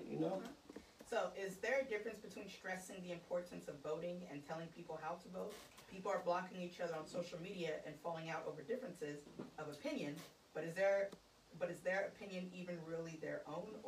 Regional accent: San Jose, California, United States; now in Oakland, United States; it was funny when I first moved to Oakland, like the whole thing, what, because I'm from San Jose.

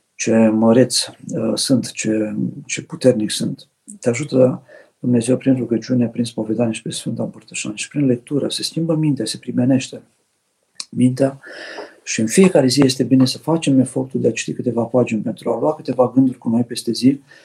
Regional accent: Romania; ca români

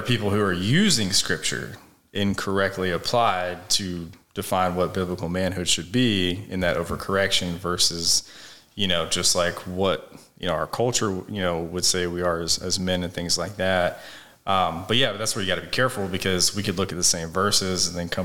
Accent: United States; being a citizen of this country

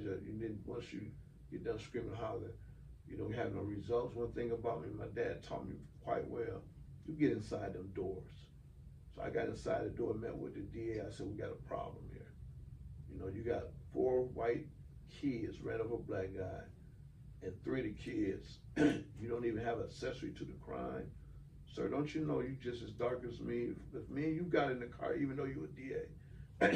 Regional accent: Toledo, Ohio, United States; now in Cobb County, United States; Toledo, Ohio, my hometown

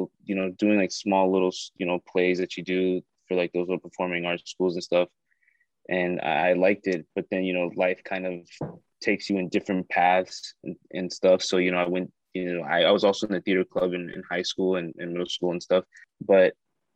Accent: South Florida, United States; I'm an actor from South Florida. I grew up here

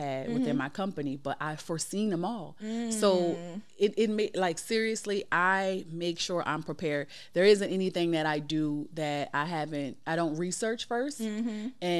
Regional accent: New Orleans, Louisiana, United States; I'm from New Orleans

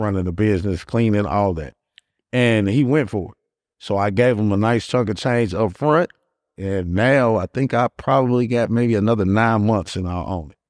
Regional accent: Gary, Indiana, United States; now in Indianapolis, United States; Born and raised in Gary

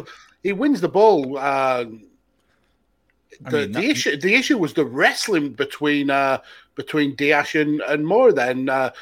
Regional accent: the north of England, United Kingdom; Yeah, I'm Northern English.

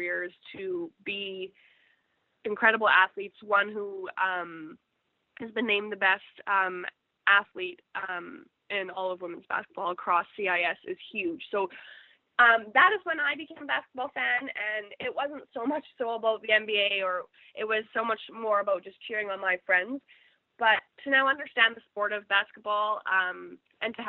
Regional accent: Canada; as a Canadian

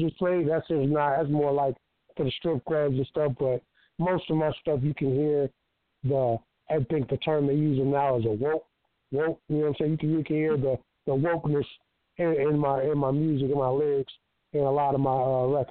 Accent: DeLand, Florida, United States; I'm from Florida, D-Land, Florida

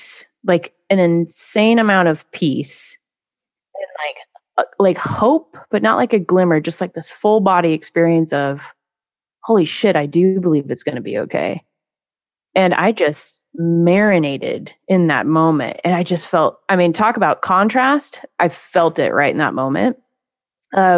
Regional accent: Pacific Northwest, Washington, United States; I'm from the Pacific Northwest, Washington State

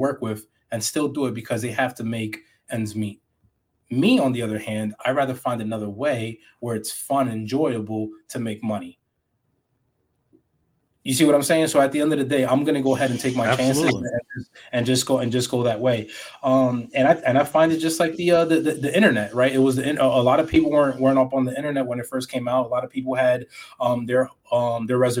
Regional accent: New York City, New York, United States; I grew up in New York City, so it was pretty much I had a different upbringing

